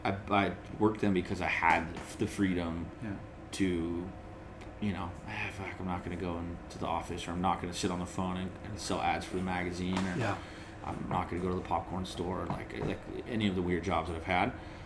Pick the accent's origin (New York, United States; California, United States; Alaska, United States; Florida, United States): California, United States; San Diego; I lost a couple of Charger fan customers because I'm from San Diego. I was a diehard Charger fan.